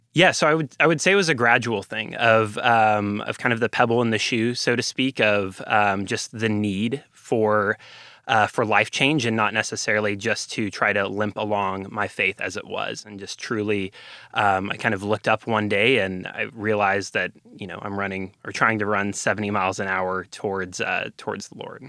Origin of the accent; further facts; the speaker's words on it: Ovilla, Texas, United States; I am a Texan through and through. I'm, uh, from a tiny town called Ovilla, Texas